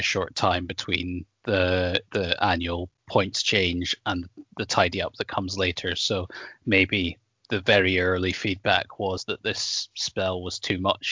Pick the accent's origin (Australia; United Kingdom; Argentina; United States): United Kingdom; Scotland; I'm all about being Scottish